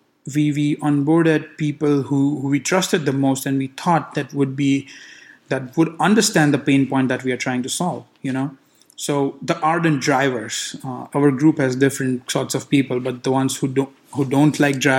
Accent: India; now in Los Angeles, United States; I grew up in India

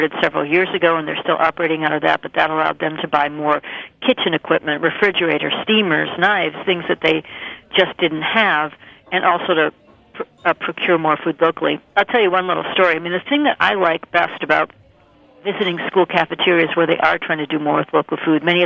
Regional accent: Minnesota, United States; now in Maine, United States; I grew up in Minnesota

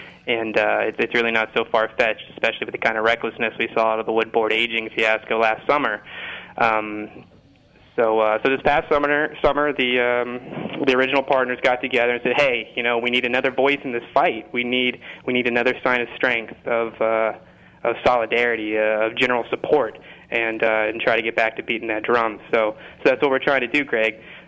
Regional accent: Indiana, United States; moved away as an adult; I moved out to Boston in 2011, actually, to get a degree in food studies, and I was coming from Indiana, which isn't exactly a gourmet mecca.

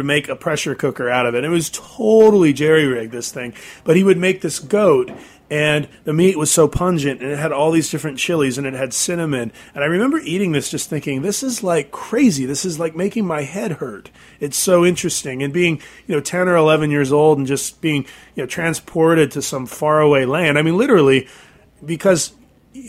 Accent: Pacific Northwest, United States; Growing up in the Pacific Northwest

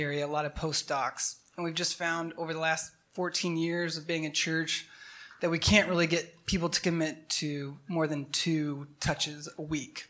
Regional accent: Dallas, Texas, United States; moved away; I'm from Dallas

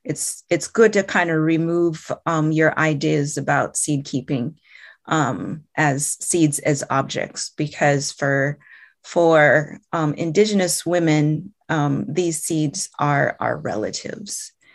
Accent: Iowa, United States; First off, let me introduce myself. And I am from the Meskwaki tribe. Our community is located in central Iowa.

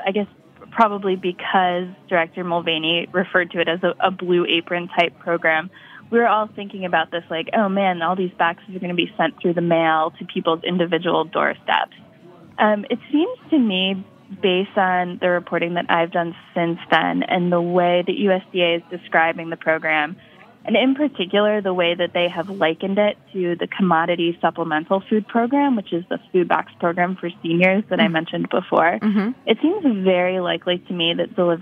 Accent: upstate New York, United States; a grocery chain in my hometown. It's called Tops Markets. It's like a sort of regional chain in upstate New York

